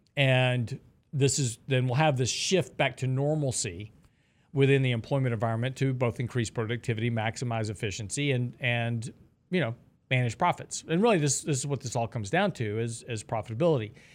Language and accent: English; Texas, United States; I'm from Texas